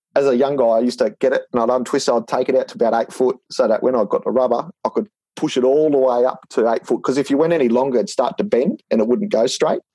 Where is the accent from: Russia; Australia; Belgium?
Australia; Ipswich, Queensland; now in Brisbane, Australia; we grew up in Ipswich